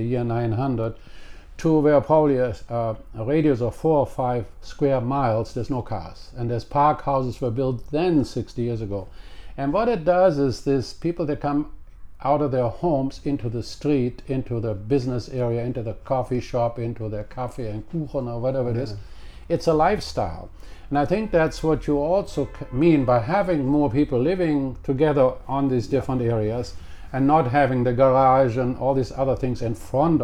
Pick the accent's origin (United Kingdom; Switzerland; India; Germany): Germany; Cologne, North Rhine-Westphalia; English is a second language; moved away as an adult; now in Canada; in my hometown of Cologne in Germany